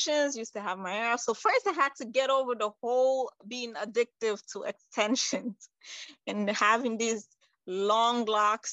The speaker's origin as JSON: {"language": "English", "region": "New York", "country": "United States", "tie": "born or raised there", "also_born_or_lived": "Conakry, Guinea", "said": "I was born in Guinea-Conakry. That's on the west side. I would say right next to Senegal, around Ghana. And I came to the United States when I was 9 years old. So I pretty much grew up in New York, big city"}